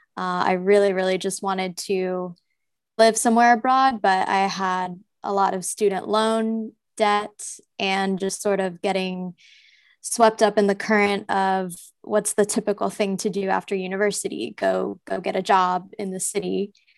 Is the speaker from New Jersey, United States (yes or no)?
yes; New Jersey, United States; I'm from New Jersey from a, like, rural farm town kind of area. And growing up was pretty, uh, suburban